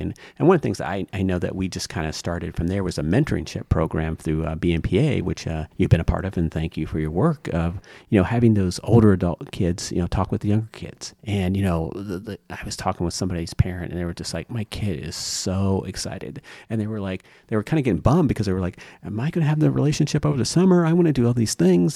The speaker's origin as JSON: {"language": "English", "town": "Lima", "region": "Ohio", "country": "United States", "tie": "born or raised there", "said": "I grew up in Lima, Ohio"}